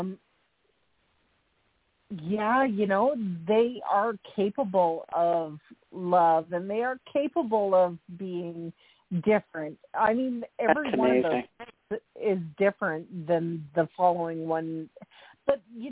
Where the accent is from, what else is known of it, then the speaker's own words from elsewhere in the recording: Canada; as I'm Canadian